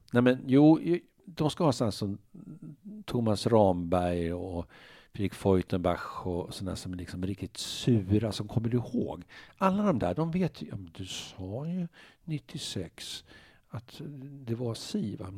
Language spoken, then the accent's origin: Swedish; Uppsala, Uppsala County, Sweden; moved away as an adult; now in Stockholm, Sweden; jag är från Norby, Uppsala, sådana villaområden, bättre bemedlade